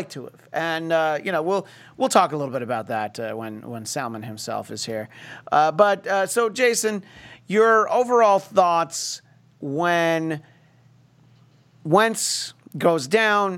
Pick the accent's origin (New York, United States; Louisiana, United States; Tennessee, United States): New York, United States; where I grew up in New York State